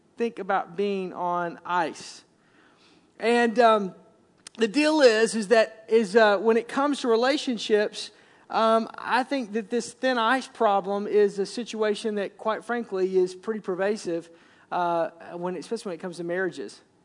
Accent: the South, United States; moved away as an adult; now in Wisconsin, United States; I grew up in the South

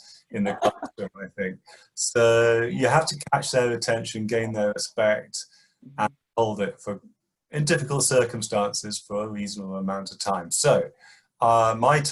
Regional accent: Birmingham, West Midlands, United Kingdom; I grew up in Birmingham, which is a large industrial city in the middle of the United Kingdom.

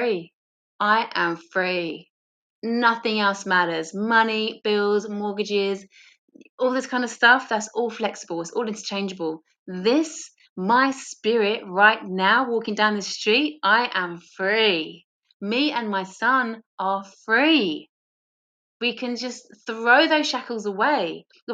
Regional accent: England, United Kingdom; moved away as an adult; now in Australia; as an English person in Australia

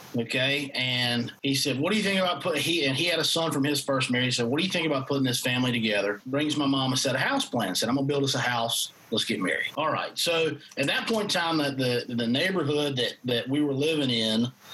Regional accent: Greenwood, South Carolina, United States; I was born in Greenwood, South Carolina

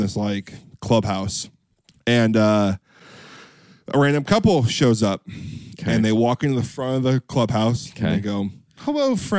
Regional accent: Orange County, Southern California, United States; we're from Southern California, Orange County.

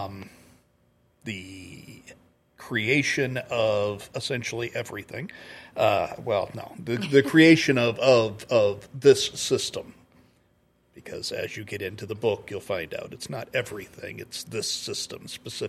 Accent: Kansas City, United States; I grew up in Kansas City

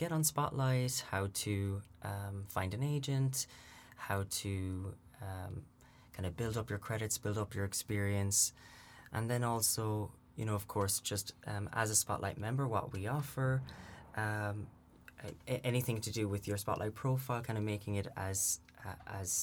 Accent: Limerick, Munster, Ireland; moved away as an adult; now in London, United Kingdom; As you can probably hear from my voice, I'm from Limerick in the southwest of Ireland. So I've lived in London almost about 4 years now

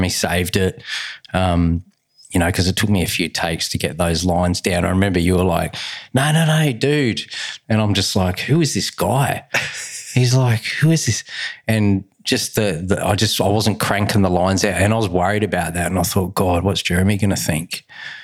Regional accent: Adelaide, South Australia, Australia; I was brought up in Adelaide. It was Port Adelaide.

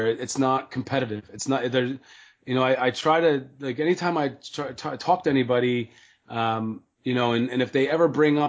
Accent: Philadelphia, Pennsylvania, United States; moved away as an adult; now in Boston, United States; I grew up in Northeast Philly

